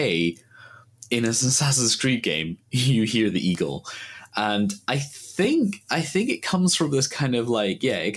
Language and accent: English; Ireland; as an Irish person.